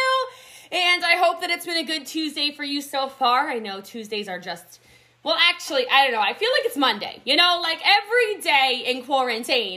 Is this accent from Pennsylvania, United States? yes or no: no; Middletown, Maryland, United States; now in Frisco, United States; I actually grew up in poverty in a small, small country town in Frederick County, Maryland. I'm from Middletown, Maryland originally. I live in Frisco, Texas, though